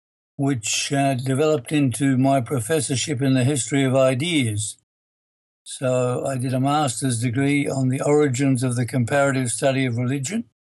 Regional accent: Dandenong Ranges, outside Melbourne, Victoria, Australia; I was born in Melbourne, Victoria, Australia. Grew up in the Dandenong Ranges outside of Melbourne, a place very sacred to the Australian Aboriginal people.

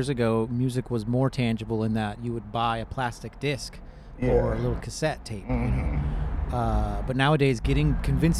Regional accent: Riverside County, California, United States; I grew up in Riverside County

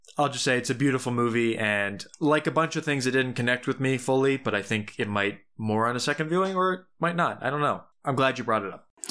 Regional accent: Tucson, Arizona, United States; moved away; Tucson, my home, my hometown

